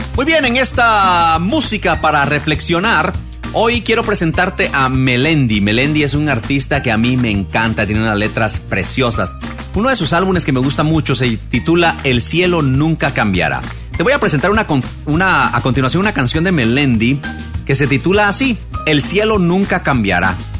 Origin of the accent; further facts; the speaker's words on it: Guatemala; en mi país, aquí en Guatemala